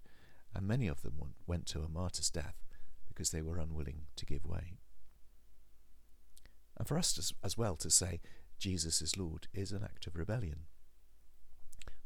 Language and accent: English; England, United Kingdom; also born or lived in Okehampton; because we're English